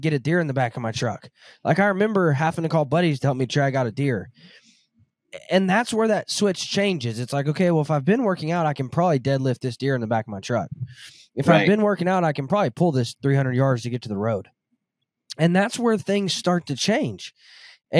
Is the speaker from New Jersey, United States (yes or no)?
no; Southern Arkansas, United States; I grew up in Southern Arkansas